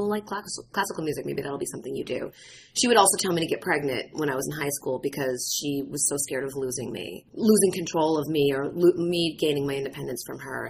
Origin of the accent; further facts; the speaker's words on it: Danvers, Massachusetts, United States; my hometown, Danvers, which was then Salem Village.